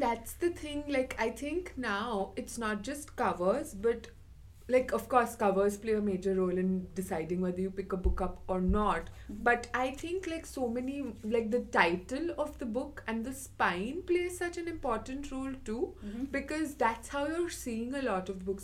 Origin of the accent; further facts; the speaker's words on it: Mumbai, Maharashtra, India; moved away; I'm from Mumbai.